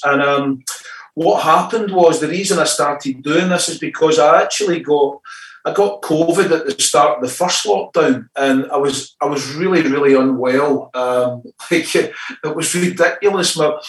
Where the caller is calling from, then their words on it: East Kilbride, Scotland, United Kingdom; Actually, I'm just in the outskirts of Glasgow, kind of in a place called East Kilbride